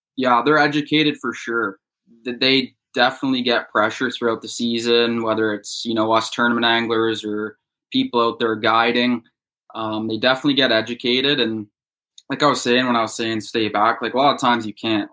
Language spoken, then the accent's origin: English; Bowmanville, Ontario, Canada; I'm from Bowmanville, Ontario, which is about an hour east of Toronto. I've lived here since I was five years old